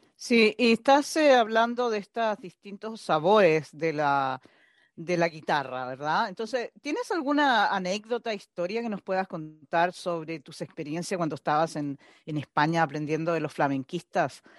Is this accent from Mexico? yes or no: no; Chile; yo soy sudamericana, soy chilena